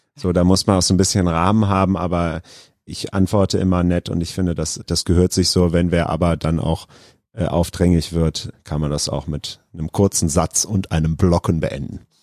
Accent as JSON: {"language": "German", "town": "Krefeld", "region": "North Rhine-Westphalia", "country": "Germany", "tie": "born or raised there", "also_born_or_lived": "Duisburg", "said": "ich bin in Duisburg geboren, aber das ist nur, weil da die beste Geburtenklinik zu der Zeit war und ich bin in Krefeld aufgewachsen"}